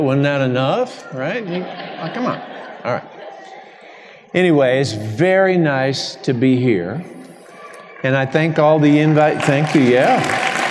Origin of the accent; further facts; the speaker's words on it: Alabama, United States; I'm a priest from Alabama